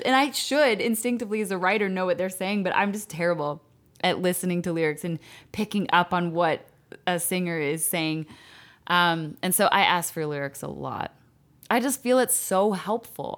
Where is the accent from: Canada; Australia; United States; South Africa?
Canada; Calgary, Alberta; I'm from Calgary, Canada